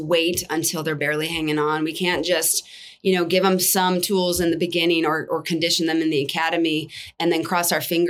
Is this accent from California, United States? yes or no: yes; Southern California, United States; moved away as an adult; now in Texas, United States; I lived in California, born and raised in SoCal